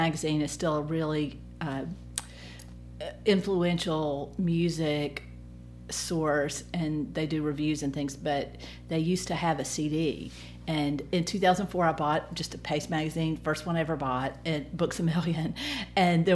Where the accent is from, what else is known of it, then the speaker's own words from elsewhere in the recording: Tuscaloosa, Alabama, United States; moved away as an adult; now in Columbus, United States; I grew up in Tuscaloosa, and I went to University of Alabama